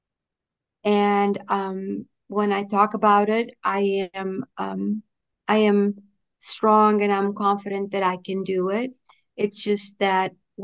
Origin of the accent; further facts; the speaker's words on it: Pico, Azores, Portugal; English is a second language; also born or lived in Boston, Massachusetts, United States; now in North Carolina, United States; I'm from an island called Pico, P-I-C-O. That's where I was born and where I grew up.